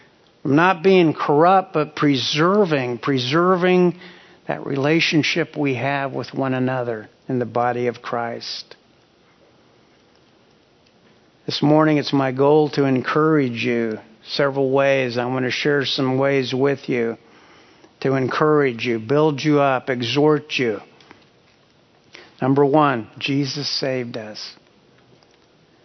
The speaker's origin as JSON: {"language": "English", "town": "Hutchinson", "region": "Kansas", "country": "United States", "tie": "born or raised there", "moved": "yes", "said": "My hometown of Hutchinson, Kansas, has the Cary salt mines"}